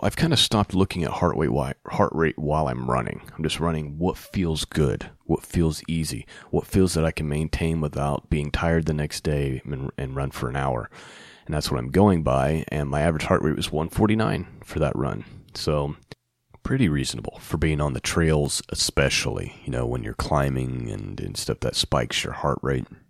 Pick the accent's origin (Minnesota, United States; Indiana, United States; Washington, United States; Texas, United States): Indiana, United States; Muncie; here in my hometown of Muncie, Indiana